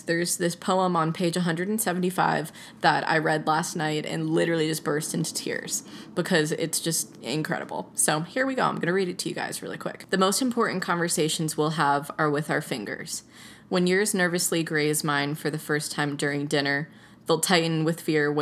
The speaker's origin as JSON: {"language": "English", "town": "Atlanta", "region": "Georgia", "country": "United States", "said": "I grew up on hip hop. I'm from Atlanta. Like, I'm used to trap music"}